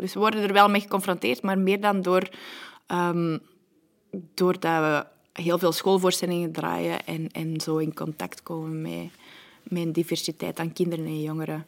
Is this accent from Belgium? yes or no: yes; Antwerp, Flanders, Belgium; accent: Antwerp; ik ben altijd opgegroeid aan de kanten van het eh, Boekenbergpark, de Unitas-wijk.